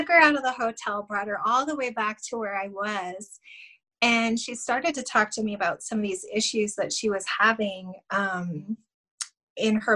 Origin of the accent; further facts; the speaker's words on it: Wyoming, United States; I was from Wyoming. I'm from Wyoming